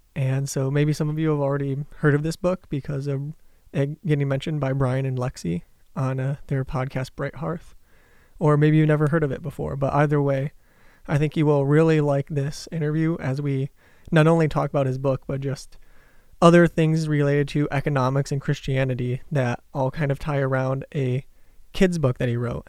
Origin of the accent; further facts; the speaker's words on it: southeastern Michigan, United States; also born or lived in Detroit, Michigan; I was born in Detroit and grew up in southeastern Michigan